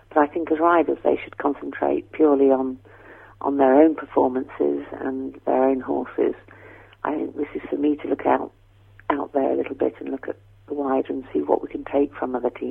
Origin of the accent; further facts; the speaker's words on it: Christchurch, Canterbury, New Zealand; now in United Kingdom; my parents are British, which is why I get to work here. Um, they immigrated in the 50s, and I was born out there with my, one of my brothers was born there